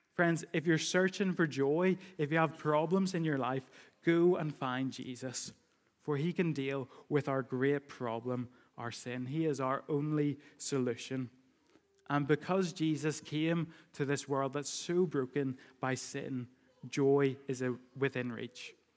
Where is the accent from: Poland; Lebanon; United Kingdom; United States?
United Kingdom; we do that as British people